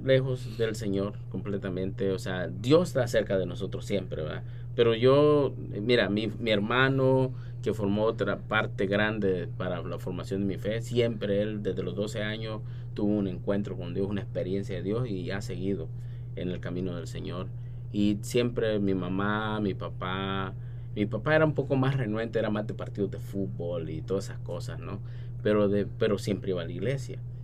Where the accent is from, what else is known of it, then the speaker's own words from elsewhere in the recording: San Miguel, El Salvador; moved away; also born or lived in San Salvador; nací en San Salvador, pero mi familia es de San Miguel. Cuando mi papá tuvo que emigrar eh, para Estados Unidos, mi mamá se mudó para San Miguel. Entonces crecí mirando a la Reina de la Paz